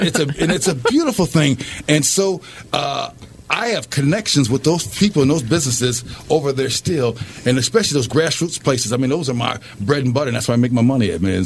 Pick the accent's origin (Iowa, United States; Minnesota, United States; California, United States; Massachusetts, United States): Minnesota, United States; Minneapolis; also born or lived in Albuquerque, New Mexico; I was born in uh, Albuquerque, New Mexico. I was raised here in Minneapolis, Minnesota